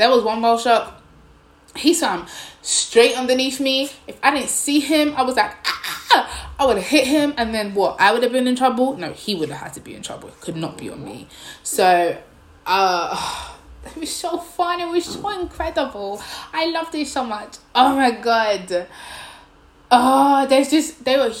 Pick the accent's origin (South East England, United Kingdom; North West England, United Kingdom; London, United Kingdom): London, United Kingdom; moved away as an adult; now in Nanjing, China; London. Where? East London.